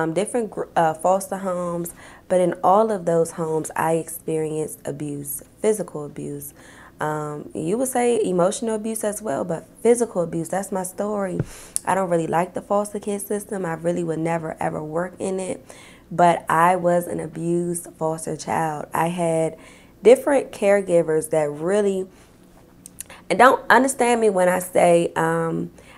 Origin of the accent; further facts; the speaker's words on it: Washington, District of Columbia, United States; I live in Southeast DC, G Street, down by the shrimp boat